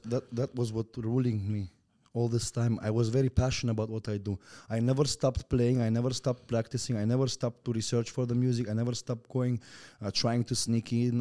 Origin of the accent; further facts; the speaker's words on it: Turkmenistan; English is a second language; also born or lived in Russia; I was born and raised in Turkmenistan.